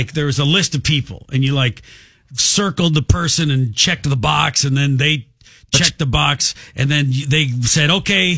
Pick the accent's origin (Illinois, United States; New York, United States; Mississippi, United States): Illinois, United States; Oak Park; moved away as an adult; I grew up in Oak Park